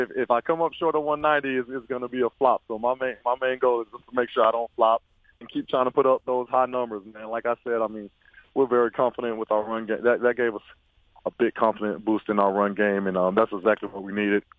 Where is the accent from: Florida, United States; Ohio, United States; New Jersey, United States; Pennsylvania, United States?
Florida, United States; born or raised there